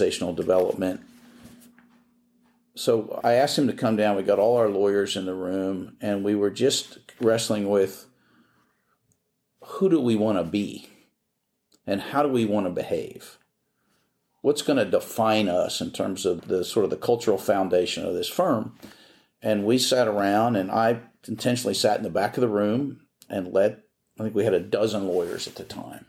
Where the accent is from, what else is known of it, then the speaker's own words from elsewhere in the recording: Philadelphia, Pennsylvania, United States; moved away as an adult; also born or lived in New Orleans; now in Houston, United States; I'm from Philadelphia